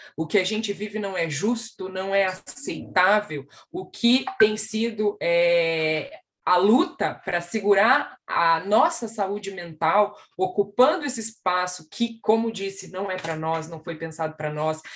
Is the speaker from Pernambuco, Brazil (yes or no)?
no; Curitiba, Paraná, Brazil; eu sou uma mulher preta, retinta, que nasceu na cidade de Curitiba